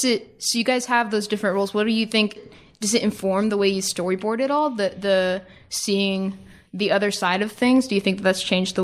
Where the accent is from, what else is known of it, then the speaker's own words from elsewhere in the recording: East Coast, United States; I'm from the East Coast and I just sort of came out here just for the summer.